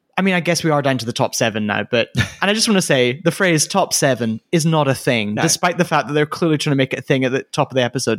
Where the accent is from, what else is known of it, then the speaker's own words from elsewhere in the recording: Scotland, United Kingdom; I am Scottish